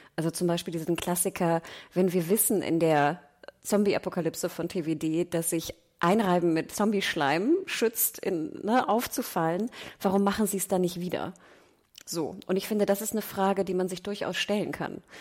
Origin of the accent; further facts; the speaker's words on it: Hamburg, Germany; als Nordlicht und als Hamburger